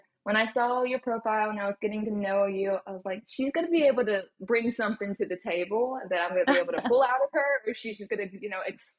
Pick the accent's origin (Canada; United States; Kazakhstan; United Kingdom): United States; Southern States; which I personally love because I grew up in the Southern States.